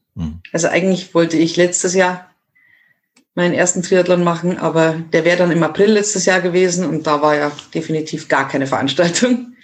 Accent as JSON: {"language": "German", "area": "Miesbach district, south of Munich", "region": "Bavaria", "country": "Germany", "said": "Ich komme aus dem Süden von München, mhm. also aus dem sehr beliebten Landkreis Miesbach"}